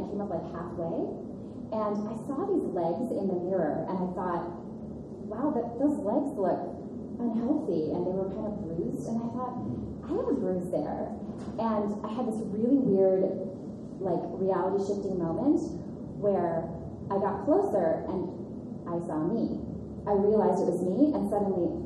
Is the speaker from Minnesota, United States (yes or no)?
yes; Minnesota, United States; moved away as an adult; also born or lived in New York City / Los Angeles; I grew up in Minnesota